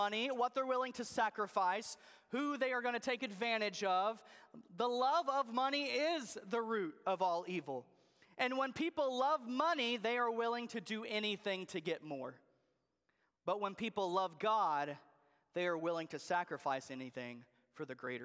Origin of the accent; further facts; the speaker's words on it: Jacksonville, Arkansas, United States; moved away; I grew up in Arkansas. Actually, Jacksonville, Arkansas is where I grew up